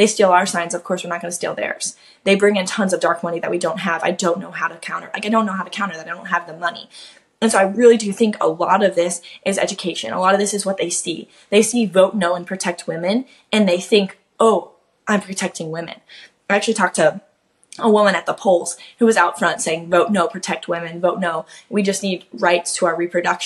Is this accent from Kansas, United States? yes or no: yes; Kansas, United States; now in Florida, United States; I'm a Kansas native, so that's actually super close to home. I'm from Kansas, I live in Florida now